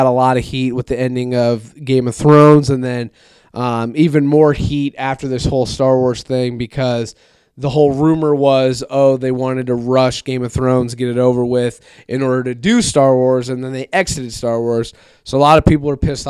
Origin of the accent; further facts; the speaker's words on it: Iowa, United States; we're from Iowa